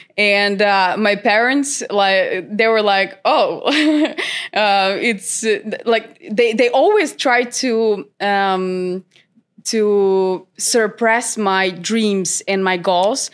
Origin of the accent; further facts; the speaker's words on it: North Macedonia; moved away as an adult; now in Sweden; I'm originally from North Macedonia, but I moved to Sweden, uh, seven years